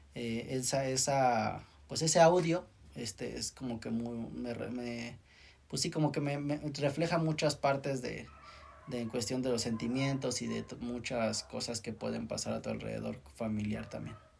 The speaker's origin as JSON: {"language": "Spanish", "country": "Mexico", "said": "como mexicanos"}